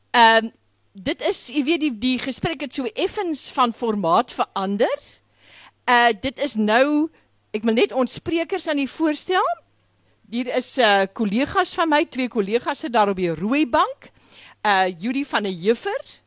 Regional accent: Graaff-Reinet, Eastern Cape, South Africa; ek kom van die Karoo, ek kom agter, ek kom van Graafrenet

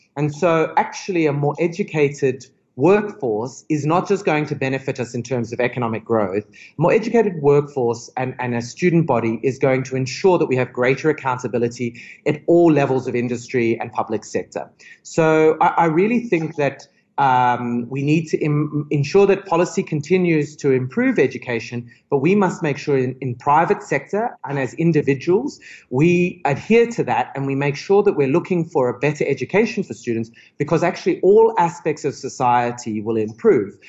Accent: Australia; now in South Africa; I'm, I'm originally Australian, but I'm a very, very proud honorary South African

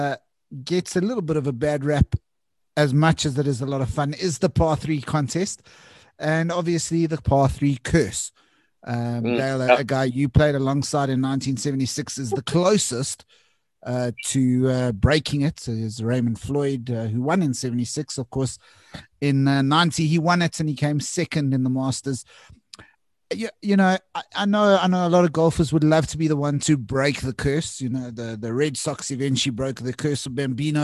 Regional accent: South Africa; as a South African

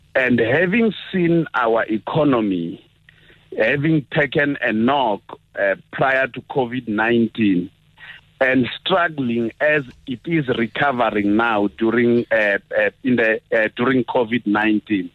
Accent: Mopani, Limpopo, South Africa; moved away; That I was born in Mopani doesn't uh, uh, change the fact that I was born in Limpopo

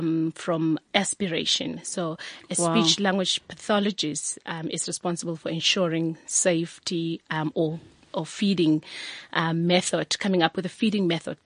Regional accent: Pretoria, Gauteng, South Africa; I grew up in Pretoria.

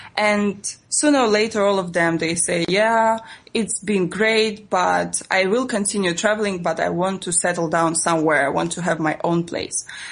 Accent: Russia; English is a second language; moved away as an adult; also born or lived in Italy; I am from Russia

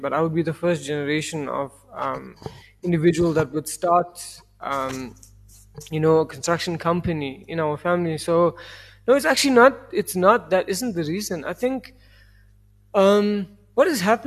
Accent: South Africa

